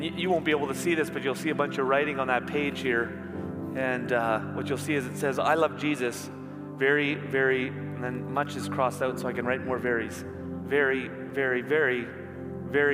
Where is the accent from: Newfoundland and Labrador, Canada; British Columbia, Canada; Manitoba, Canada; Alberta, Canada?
Manitoba, Canada; also born or lived in Ontario; When I was 10, we moved from Ontario to Manitoba